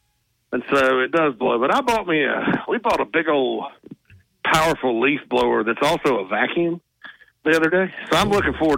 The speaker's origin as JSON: {"language": "English", "region": "the South", "country": "United States", "also_born_or_lived": "Nashville", "moved": "as an adult", "lives_now": "Illinois, United States", "said": "I'm from the South."}